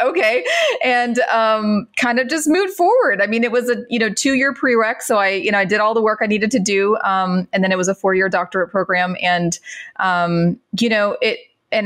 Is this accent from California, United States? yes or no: no; Central Florida, United States; I grew up in Florida, Central Florida, um, Mickey Mouse Land.